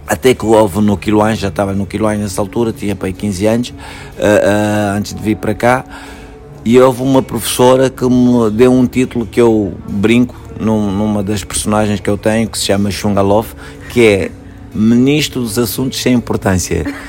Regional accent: Luanda, Luanda Province, Angola; nasci em Angola, em Luanda

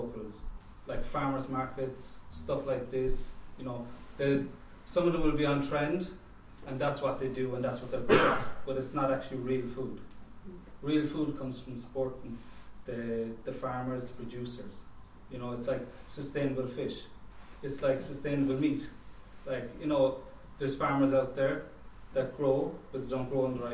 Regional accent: Cork, Munster, Ireland; I grew up in Cork, it's a seaside town

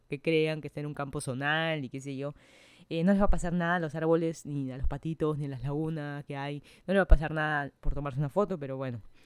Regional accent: Lima, Peru; moved away as an adult; now in Miami, United States; yo soy de Lima, Perú, estoy hace más de un año, casi año y medio ya viviendo en Miami, Florida

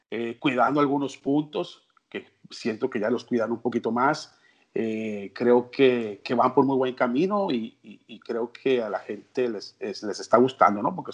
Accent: Culiacán, Sinaloa, Mexico; yo soy del norte, soy de Culiacán, tengo 50 años

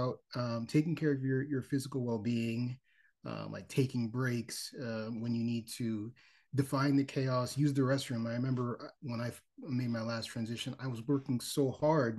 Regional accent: Miami, Florida, United States; now in Charlotte, United States; I'm originally from Miami, Florida, and I am currently living in Charlotte, North Carolina

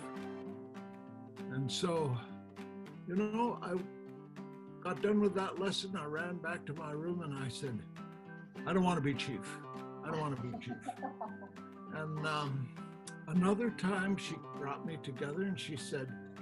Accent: Yakutat, Alaska, United States; moved away as an adult; also born or lived in Washington State; now in Washington, United States; I came from a teeny little village, 250 people in Yakutat, Alaska.

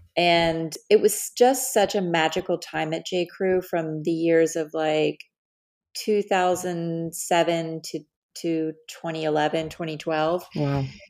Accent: Dallas, Texas, United States; moved away as an adult; also born or lived in Los Angeles / New York City; I was born and raised in Dallas, Texas

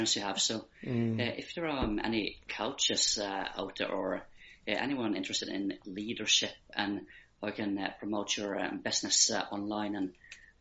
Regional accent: Ireland; accent: Irish twang as well as the Norwegian accent; also born or lived in Bergen, Norway; I'm always saying I'm Norwegian born, but Irish raised. So I'm from Bergen in Western Norway, but I've been living in Ireland for many years now

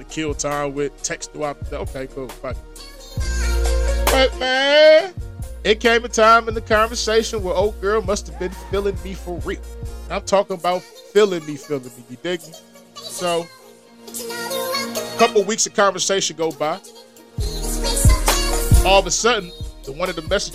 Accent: Philadelphia, Pennsylvania, United States; I was born in Philadelphia, but I was also raised in Philadelphia once I became a man, legally 18.

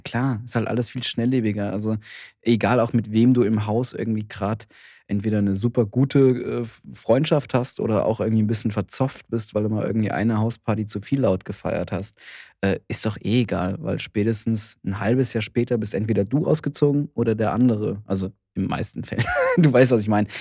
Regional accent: Heidelberg, Karlsruhe or Mannheim, Baden-Württemberg, Germany; now in Berlin, Germany; Heidelberg oder Karlsruhe oder Mannheim, die, die Städte, wo ich herkomme

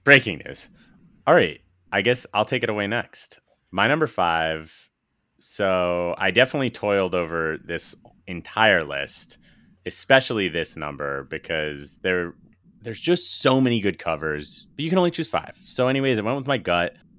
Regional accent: East Coast, United States; growing up on the East Coast

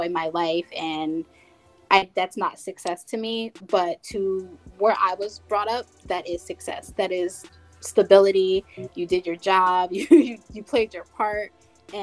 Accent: New Jersey, United States; where I'm from in New Jersey

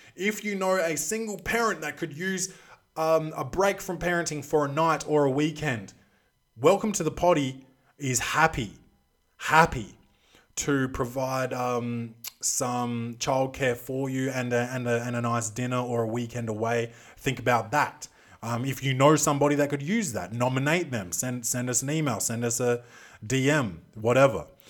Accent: Australia; also born or lived in Adelaide; I'm Australian. Um, I live in Adelaide

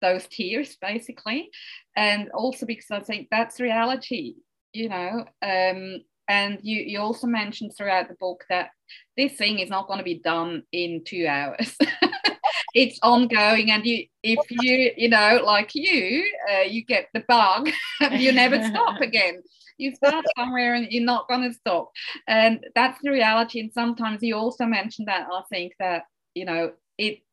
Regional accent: Switzerland; I'm from Switzerland.

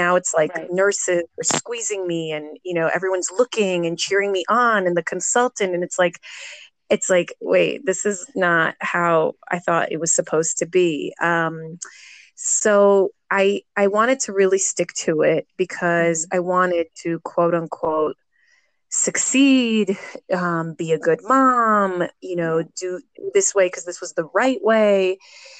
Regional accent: Jerusalem, Jerusalem District, Israel; I'm from Jerusalem. I'm 40 years old and I've been a mom for 10 years.

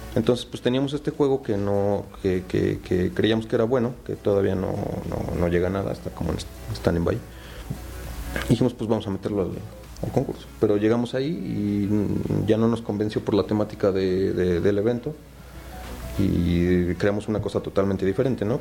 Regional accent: Puebla, Mexico; also born or lived in Tabasco; soy nací en Tabasco y pues, llevo toda mi vida en Puebla, entonces virtualmente soy poblano

